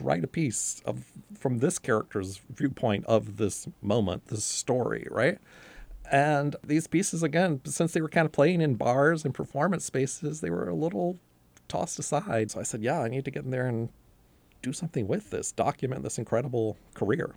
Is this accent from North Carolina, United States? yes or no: yes; North Carolina, United States; I was growing up in North Carolina